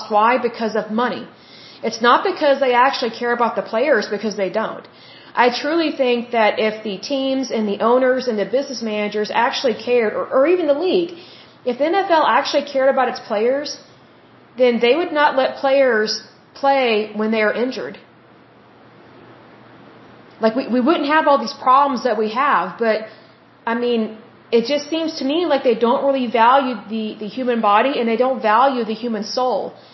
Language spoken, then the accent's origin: English; United States; But being that I am an American and I live in America, I have American citizenship